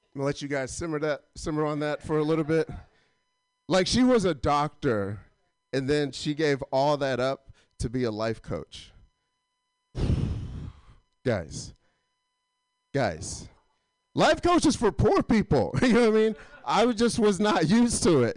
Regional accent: Atlanta, Georgia, United States; I'm not from LA. I'm actually from Atlanta

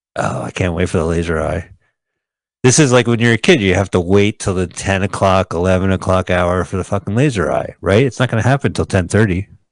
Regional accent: New Jersey, United States; moved away; I'm from New Jersey

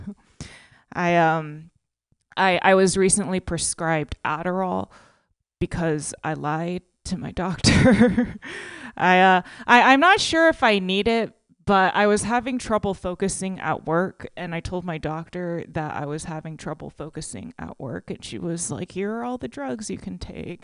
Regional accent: Texas, United States; now in California, United States; I'm originally from Texas, so like when I moved to California

